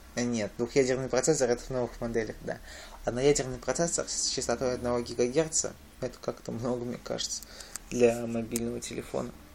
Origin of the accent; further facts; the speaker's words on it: Nizhny Novgorod, Nizhny Novgorod Oblast, Russia; в мой родной город